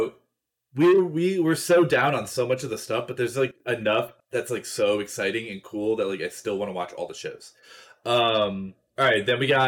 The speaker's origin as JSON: {"language": "English", "region": "Florida", "country": "United States", "said": "I'm from Florida"}